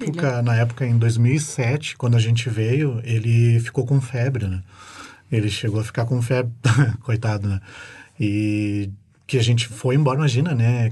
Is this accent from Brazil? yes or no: yes; Porto Alegre, Rio Grande do Sul, Brazil; moved away as an adult; now in New Zealand; eu vim de Porto Alegre